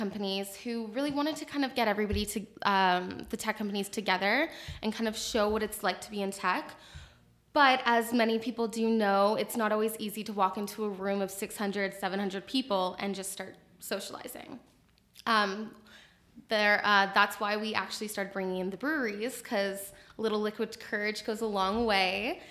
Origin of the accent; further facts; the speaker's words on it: Kitchener, Ontario, Canada; KW, born and raised